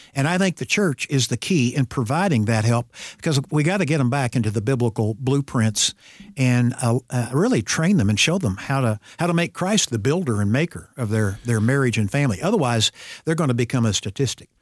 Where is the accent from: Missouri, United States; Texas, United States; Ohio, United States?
Missouri, United States; Ozark; I grew up in Ozark, Missouri, which I used to say was fifteen miles south of Springfield, Missouri